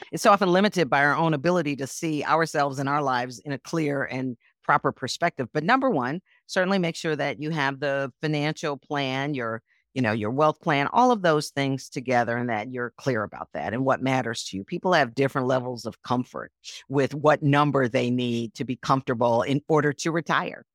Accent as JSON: {"language": "English", "town": "Milwaukee", "region": "Wisconsin", "country": "United States", "tie": "born or raised there", "also_born_or_lived": "Chicago", "moved": "yes", "said": "even as a little girl growing up in Milwaukee as a Girl Scout"}